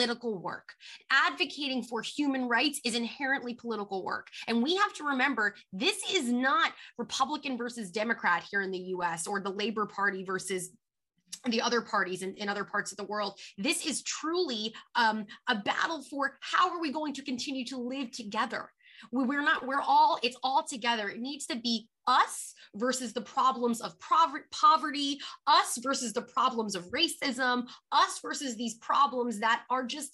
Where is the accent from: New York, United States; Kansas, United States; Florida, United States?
New York, United States; also born or lived in Philadelphia; I am from New York